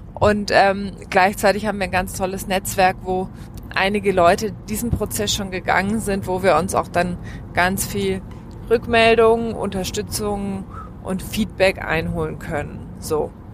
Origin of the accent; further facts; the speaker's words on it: Germany; also born or lived in Australia; ich bin Deutsche